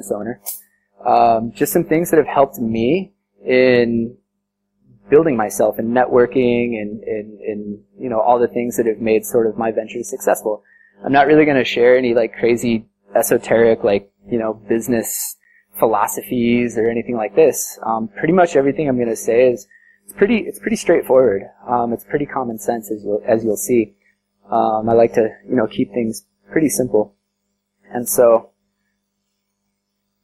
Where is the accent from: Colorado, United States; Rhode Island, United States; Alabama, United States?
Colorado, United States; moved away as an adult; now in India; I'm from the States and from Colorado.